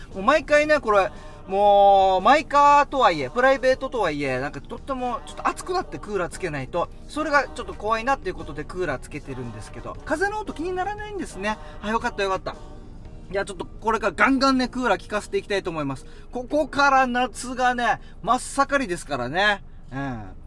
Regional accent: Haebaru, Okinawa, Japan; ハエバル出身ですってすぐ言って

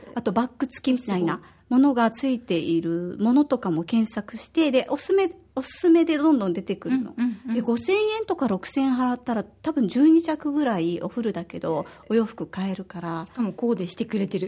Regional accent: Osaka, Japan; now in Okinawa, Japan; 私は大阪出身で

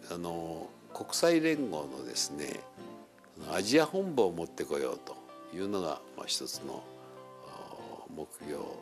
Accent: Kyoto, Japan; 私は京都生まれだと第一の故郷は私はふるさとは京都です

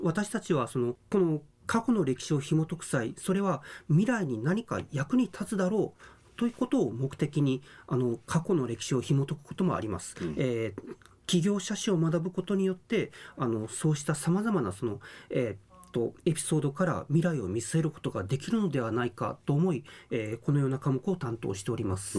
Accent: Okayama, Japan; now in Okinawa, Japan; 出身は岡山県です

